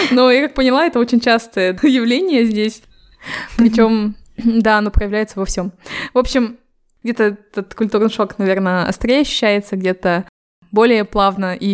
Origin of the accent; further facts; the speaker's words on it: Temirtau, Karaganda Region, Kazakhstan; also born or lived in Almaty; Это когда я переехала из Тимиртау в Алматы. Тогда я удивилась э, большому количеству казахов, потому что я в жизни не видела азиатов